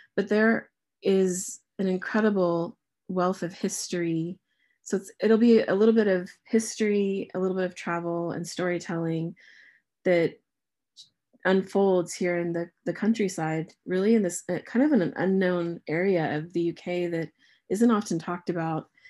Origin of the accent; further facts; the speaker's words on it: United States; moved away as an adult; now in England, United Kingdom; as an American living here